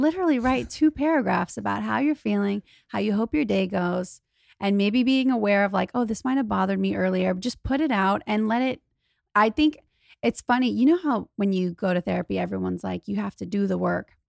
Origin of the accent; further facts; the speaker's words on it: Louisiana, United States; moved away as an adult; now in Los Angeles, United States; I'm from Louisiana. I'm not even from a place where rich people are around